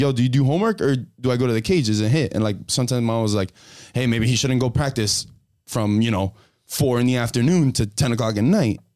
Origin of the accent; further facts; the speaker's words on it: Hialeah, Florida, United States; I'm from Hialeah